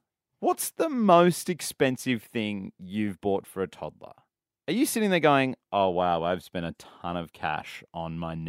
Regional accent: Victoria, Australia; I grew up in Victoria.

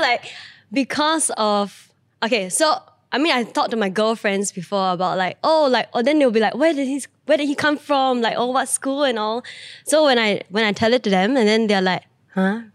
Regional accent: Singapore; we grew up in Singapore

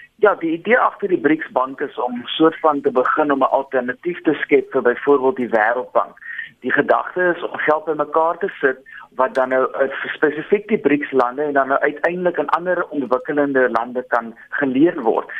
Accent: South Africa; ons as Suid-Afrikaners

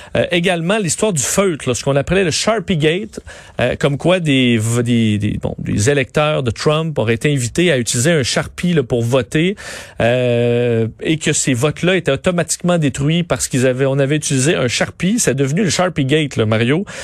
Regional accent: Quebec, Canada; chez nous au Québec

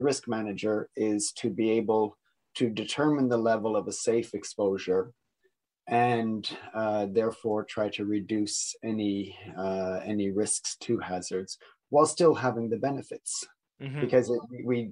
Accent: Niagara region, Ontario, Canada; moved away; I am also Canadian, coming from the Niagara region

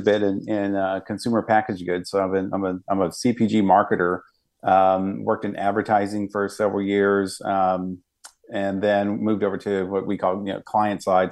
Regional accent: Dallas, Texas, United States; I grew up in West Dallas, um, you know, to the Oak Cliff area

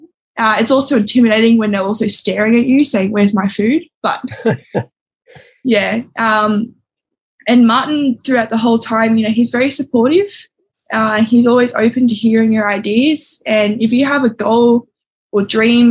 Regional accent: Sydney, New South Wales, Australia; moved away as an adult; now in Northern Territory, Australia; I grew up in Sydney, and then I moved to the Territory probably about 6 years ago.

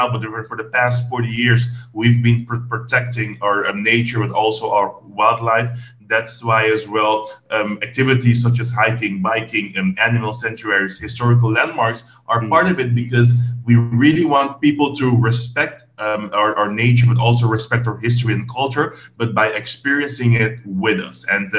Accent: Belnem, Bonaire, Caribbean Netherlands; I was raised in Belnem, which is also a neighborhood on the right side of the airport.

